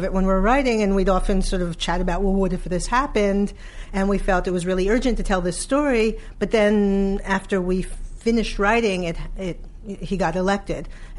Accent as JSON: {"language": "English", "town": "New York City", "region": "New York", "country": "United States", "said": "I am from Brooklyn."}